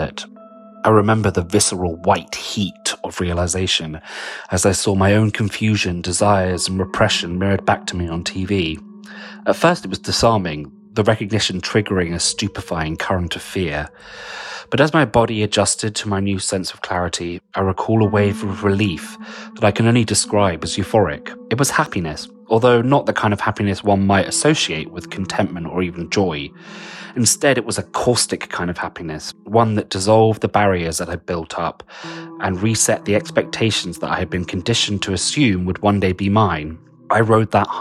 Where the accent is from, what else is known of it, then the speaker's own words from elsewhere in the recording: London, United Kingdom; I'm a writer from London